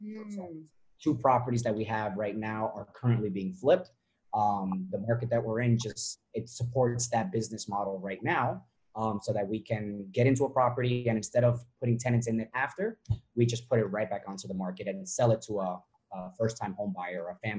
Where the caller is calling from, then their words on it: Lyndhurst, New Jersey, United States; We are coming from New Jersey, Lyndhurst, New Jersey, to be exact. The Garden State.